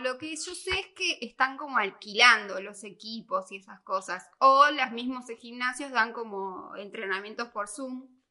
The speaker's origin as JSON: {"language": "Spanish", "town": "Azul", "region": "Buenos Aires Province", "country": "Argentina", "tie": "born or raised there", "also_born_or_lived": "Sierra Chica", "moved": "yes", "lives_now": "La Plata, Argentina", "said": "en Azul. Ah, bueno, es, mi pueblo, o sea, bueno, mi ciudad, o sea, yo nací ahí"}